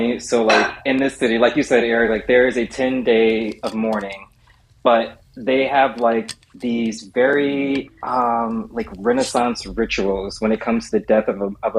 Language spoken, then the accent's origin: English; United States; I'm American